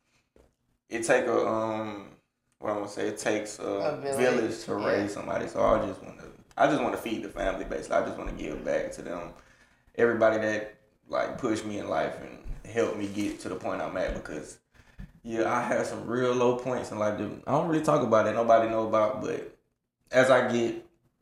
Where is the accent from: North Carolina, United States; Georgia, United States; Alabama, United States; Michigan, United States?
Georgia, United States; Atlanta; I'm from the south side of Atlanta. Grew up on Exit 66